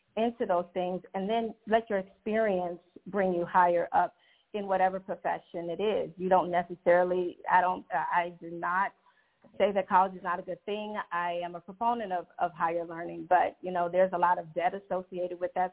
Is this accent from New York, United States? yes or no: no; Chicago, Illinois, United States; moved away as an adult; now in Georgia, United States; I am originally from Chicago, the Chicagoland area, and I'm very new to the Georgia area